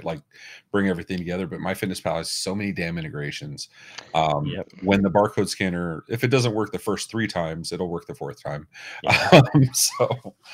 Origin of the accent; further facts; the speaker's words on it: United States; We're American